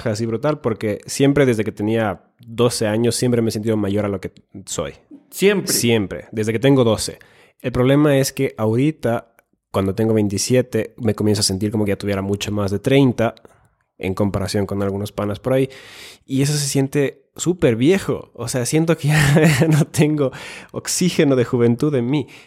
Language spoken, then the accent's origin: Spanish; Finland; Spanish is a second language; also born or lived in Ecuador; tengo 27 años, soy nacido en Finlandia, he vivido en Ecuador y a veces como finlandés pienso que quizás los ecuatorianos y la cultura latina comienzan su vida adulta demasiado tarde?